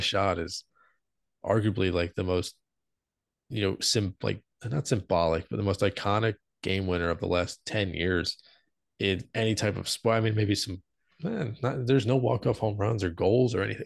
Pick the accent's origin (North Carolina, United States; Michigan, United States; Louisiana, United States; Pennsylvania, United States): Pennsylvania, United States; Philadelphia; we're from Philly